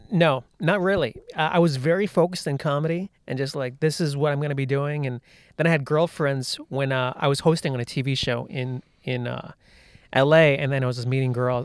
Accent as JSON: {"language": "English", "country": "United States", "tie": "born or raised there", "said": "I grew up in the United States"}